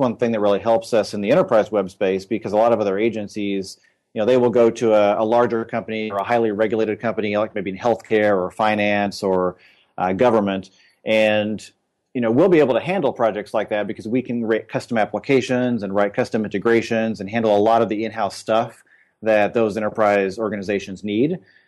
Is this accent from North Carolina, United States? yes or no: no; Indiana, United States; But I grew up in Indiana and went to Ball State for school and studied architecture for a while